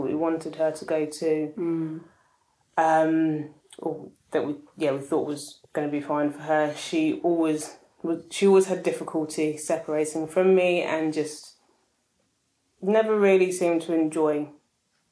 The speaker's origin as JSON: {"language": "English", "region": "London", "country": "United Kingdom", "tie": "born or raised there", "said": "I'm Ghanaian British, born here, always lived in London."}